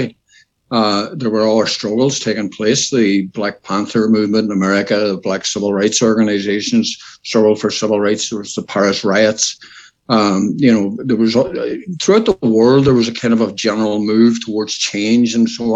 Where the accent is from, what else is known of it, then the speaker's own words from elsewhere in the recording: Derry, Northern Ireland, United Kingdom; I was born and bred in the Bog in Derry